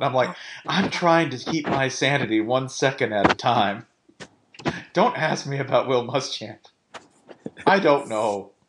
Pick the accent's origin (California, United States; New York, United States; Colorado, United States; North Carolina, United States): North Carolina, United States; When I grew up in North Carolina, we didn't have any dinosaurs.